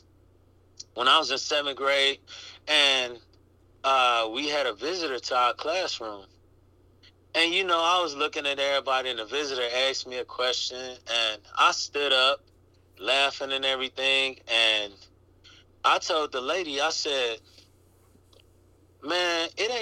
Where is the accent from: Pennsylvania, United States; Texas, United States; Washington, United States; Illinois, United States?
Illinois, United States; Chicago; born or raised there; now in Los Angeles, United States